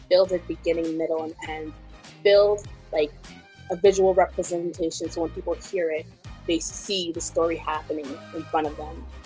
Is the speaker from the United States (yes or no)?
no; Ghana; English is a second language; like there's always going to be that part of my music that that's inspired by me being Ghanaian.